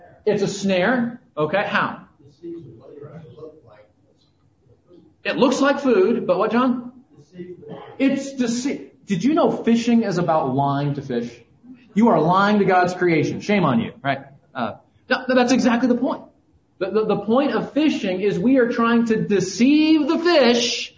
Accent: Southern California, United States; moved away; I grew up in Southern California

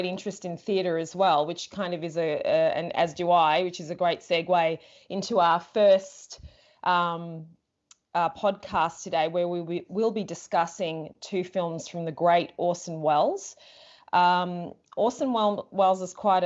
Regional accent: Melbourne, Victoria, Australia; We're both from Melbourne, Australia

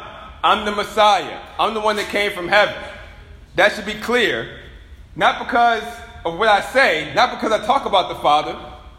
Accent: Richmond, United States; You know, I remember a long time ago, you know, I'm from Richmond.

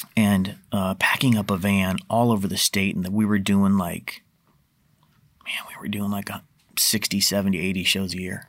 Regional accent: Portland, Oregon, United States; I grew up in North Portland

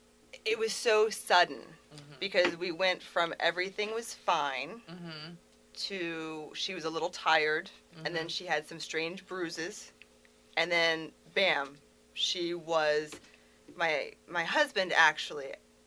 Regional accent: Harford County, Maryland, United States; So, in a lot of ways, I'm from Harford County. My mom worked on post.

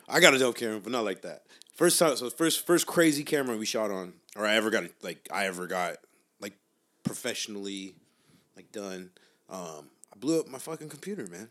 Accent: Long Beach, California, United States; now in East Los Angeles, United States; I grew up in Long Beach where everybody's just like, gotta be cooler than the next person

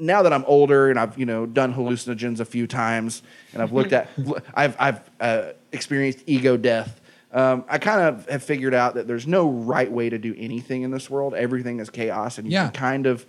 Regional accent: Soddy-Daisy, Tennessee, United States; moved away; I grew up in Soddy Daisy, Tennessee

